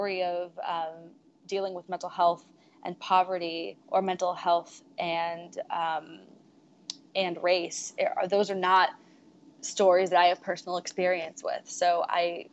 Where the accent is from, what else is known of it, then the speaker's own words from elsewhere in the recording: Silicon Valley, California, United States; I'm from Silicon Valley